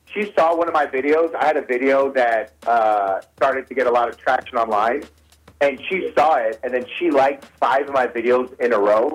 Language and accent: English; Detroit, Michigan, United States; moved away as an adult; now in Los Angeles, United States; I started in L.A. I didn't start in my hometown.